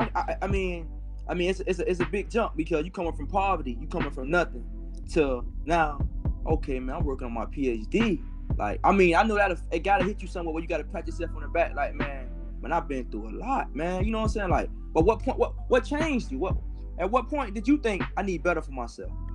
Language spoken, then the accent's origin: English; Miami, Florida, United States; I'm from the area in Miami called Liberty City